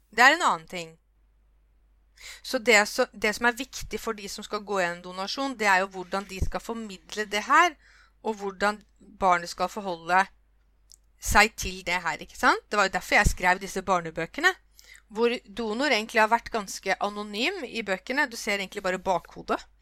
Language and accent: Norwegian; Norway; jeg kom liksom fra Norge